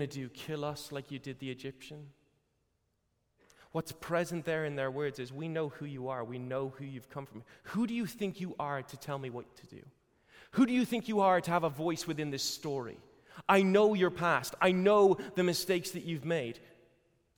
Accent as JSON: {"language": "English", "country": "Ireland", "said": "I'm Irish"}